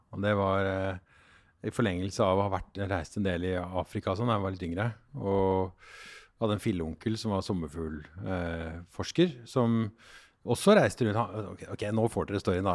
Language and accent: Norwegian; Oslo, Norway; also born or lived in Denmark; jeg vokste opp på, på Tåsen